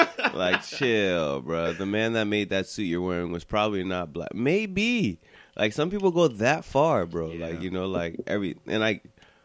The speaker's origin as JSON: {"language": "English", "country": "United States", "said": "I'm Haitian enough, but it's just like I'm not. I'm American enough. It's just like I'm not black."}